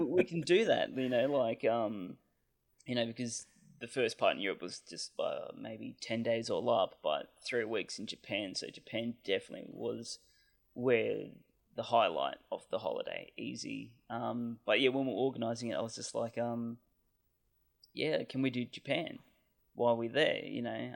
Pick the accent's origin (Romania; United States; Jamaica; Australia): Australia; Canberra, Australian Capital Territory; I'm from Canberra, Australia